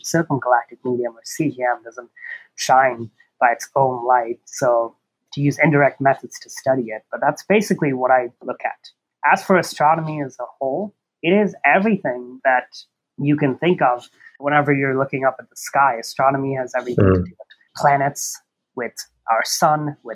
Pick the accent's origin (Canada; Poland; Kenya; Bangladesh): Bangladesh; moved away as an adult; also born or lived in Oregon, United States; now in New Mexico, United States; I'm from Bangladesh originally. I've lived there all my life until high school, and then I moved here to the U.S. to do a bachelor's.